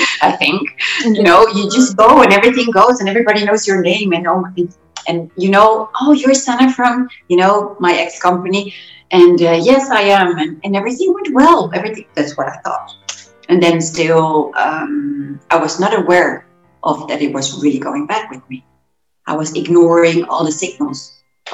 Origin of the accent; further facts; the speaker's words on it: Gouda, South Holland, Netherlands; moved away as an adult; now in Mallorca, Spain; I have Arab parents, and I was born in Gouda, which is a very small city, beautiful cheese town.